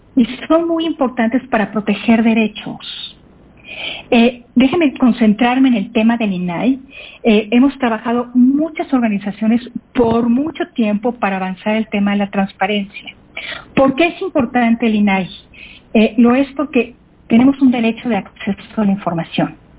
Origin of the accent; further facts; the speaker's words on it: Mexico; como mexicanos debemos